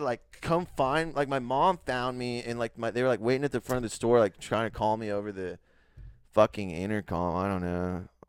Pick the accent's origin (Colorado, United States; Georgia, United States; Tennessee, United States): Colorado, United States; moved away; also born or lived in San Antonio, Texas; I grew up in Colorado, and I was doing like Safeway and like King Soopers